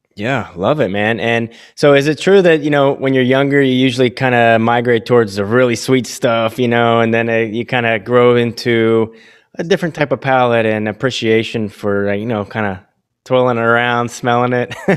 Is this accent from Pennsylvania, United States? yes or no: yes; Williamsport, Pennsylvania, United States; also born or lived in Las Vegas, Nevada; now in Delaware, United States; I'm actually from Upper Pennsylvania, Williamsport